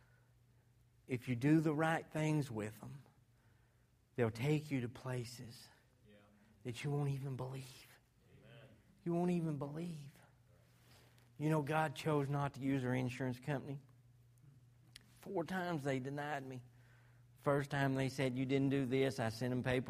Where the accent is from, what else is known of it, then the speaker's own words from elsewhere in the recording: Arkansas, United States; I'm from Arkansas